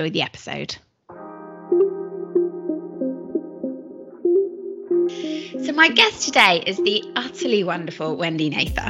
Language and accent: English; United Kingdom; I'm British